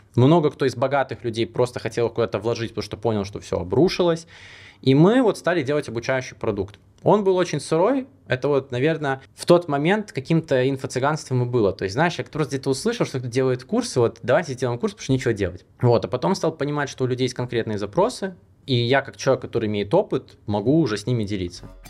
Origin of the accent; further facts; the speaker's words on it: Belarus; now in Monaco; я сам белорус